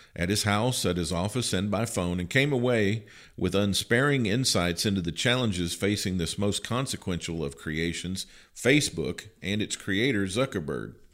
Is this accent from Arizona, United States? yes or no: no; Livingston County, Kentucky, United States; moved away; I'm originally from Livingston County.